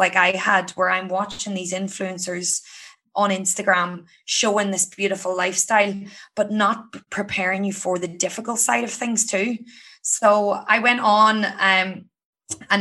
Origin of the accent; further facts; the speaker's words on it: County Down, Northern Ireland, United Kingdom; moved away as an adult; now in Sydney, Australia; I'm from County Down in Ireland.